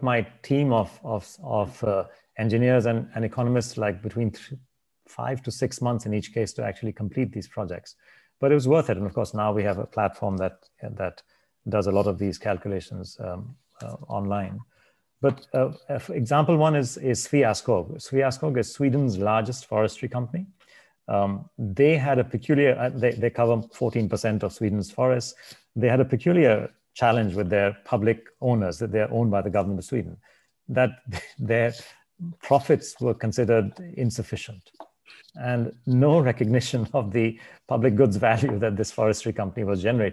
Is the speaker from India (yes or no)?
yes; India; I'm from India